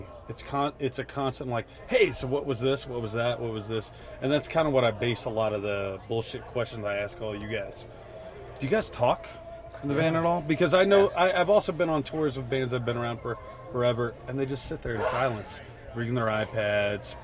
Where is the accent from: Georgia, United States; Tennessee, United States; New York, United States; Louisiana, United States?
Louisiana, United States; North; now in Denver, United States; I'm from North Louisiana